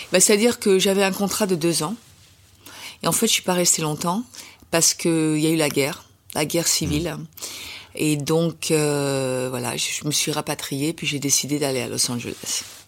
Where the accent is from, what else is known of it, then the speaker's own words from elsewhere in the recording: France; je suis française